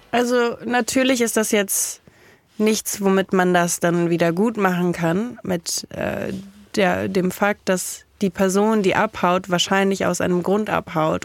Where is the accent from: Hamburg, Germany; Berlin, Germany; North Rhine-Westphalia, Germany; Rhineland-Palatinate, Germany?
Rhineland-Palatinate, Germany; Kaiserslautern; ich komme aus Kaiserslautern